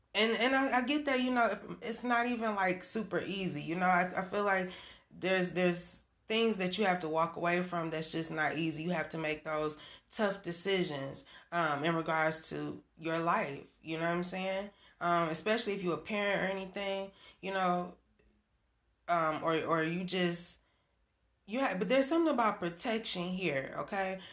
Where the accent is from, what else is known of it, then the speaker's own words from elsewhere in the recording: Michigan, United States; I'm from Michigan